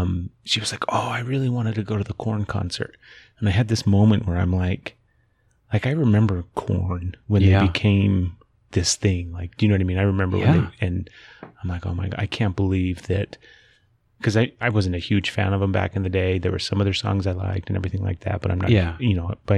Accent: Grantsville, Utah, United States; born or raised there

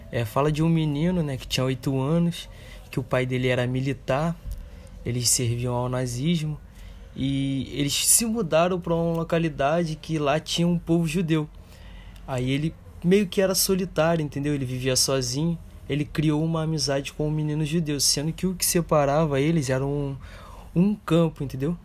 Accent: Brazil; nós que somos brasileiros

